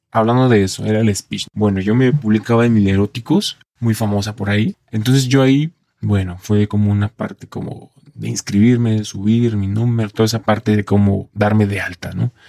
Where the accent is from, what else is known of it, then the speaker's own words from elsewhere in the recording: Colima, Mexico; now in Mexico City, Mexico; justo yo soy de Colima, el estado de Colima, y pues llegué aquí a la Ciudad de México por mejorar en cuanto a a la parte laboral sobre todo